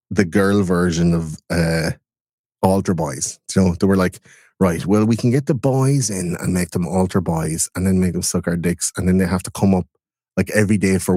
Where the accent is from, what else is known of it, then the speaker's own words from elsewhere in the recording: Ireland; I'm out in the West in Ireland